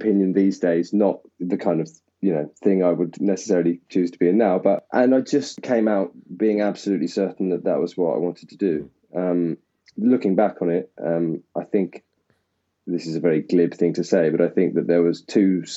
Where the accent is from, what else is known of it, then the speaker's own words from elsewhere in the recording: Essex, East of England, United Kingdom; also born or lived in Tottenham; I grew up in Essex